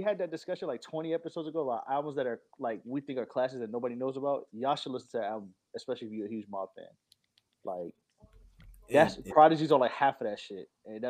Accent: New York, United States; I'm from New York.

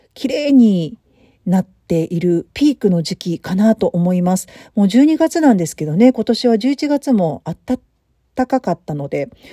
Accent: Tokyo, Japan; moved away as an adult; もともと私東京生まれだしね、東京育ちだし

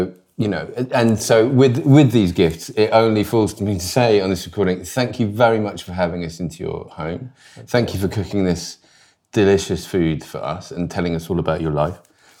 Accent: Sussex, South East England, United Kingdom; I'm from Sussex. So I always like to bring a bit of Sussex produce.

